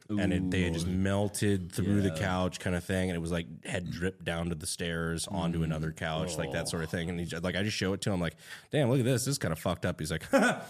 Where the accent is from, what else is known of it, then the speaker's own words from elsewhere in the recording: Fayetteville, North Carolina, United States; I grew up in Fayetteville, so that was kind of a combat zone.